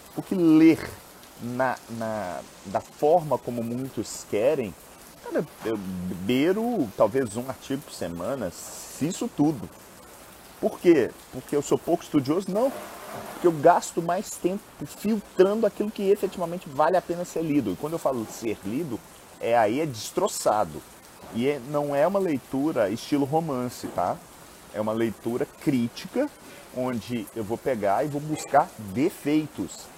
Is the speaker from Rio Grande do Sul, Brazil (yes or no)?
no; Minas Gerais, Brazil; eu sou mineiro